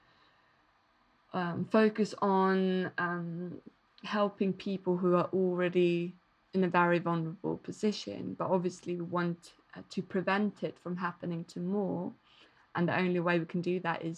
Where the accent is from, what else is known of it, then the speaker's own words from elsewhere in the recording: Malmö, Skåne, Sweden; I started to work with different feminist organisations in Malmo, my hometown